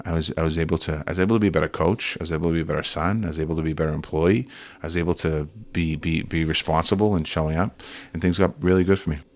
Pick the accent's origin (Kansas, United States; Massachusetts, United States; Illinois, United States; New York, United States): Massachusetts, United States; Boston; Growing up in Boston